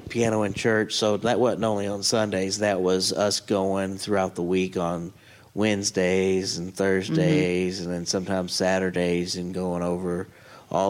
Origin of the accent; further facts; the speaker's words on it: Bullitt County, Kentucky, United States; moved away as an adult; now in Elizabethtown, United States; I'm originally from Bullitt County. I moved out to E-Town a few years ago.